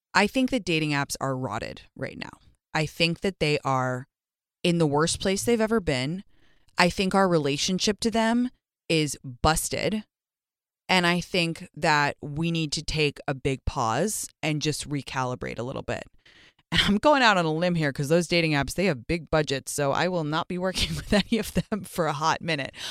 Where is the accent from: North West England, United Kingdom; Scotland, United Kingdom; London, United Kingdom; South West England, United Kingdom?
London, United Kingdom; moved away; growing up in London